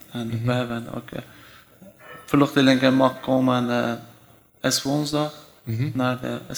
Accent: Iran; Dutch is a second language; moved away as an adult; now in Nijmegen, Netherlands; ik kom uit Iran. ik woon bijna vier jaar in Nederland. En uh, hoe kwam ik in Nederland? Ja, eerst ik kwam eh, naar Turkije, mhm. dan Griekenland, dan eh, Frankrijk, dan Nederland.

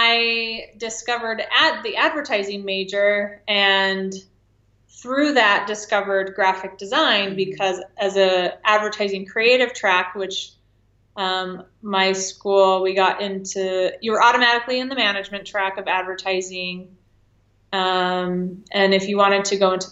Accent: Farmington, Utah, United States; also born or lived in Ventura, California / Henderson, Nevada / New York City / Los Angeles; Then moved to Farmington, Utah when I was 9, and stayed in Utah for a while

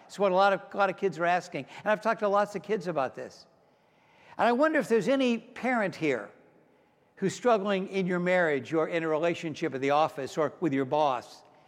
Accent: Pittsburgh, Pennsylvania, United States; moved away; also born or lived in Mount Lebanon, Pennsylvania; I grew up in Pittsburgh, Pennsylvania, home of the six-time Super Bowl champion Steelers.

